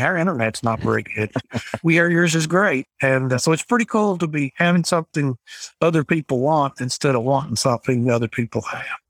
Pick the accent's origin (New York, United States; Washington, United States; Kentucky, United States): Kentucky, United States; McKee; I grew up here in McKeague, Kentucky